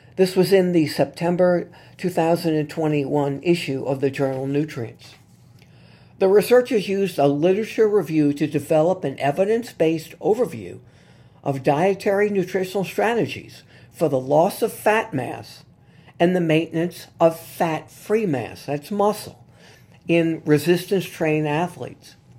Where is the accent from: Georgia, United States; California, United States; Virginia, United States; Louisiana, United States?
Louisiana, United States; New Orleans; here in my hometown of New Orleans